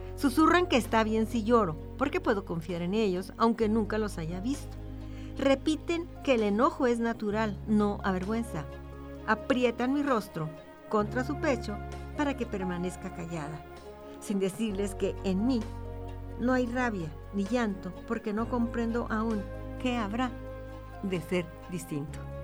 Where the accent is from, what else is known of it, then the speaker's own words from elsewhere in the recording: Ciudad Juárez, Chihuahua, Mexico; es de mi tierra, son los burritos juarenses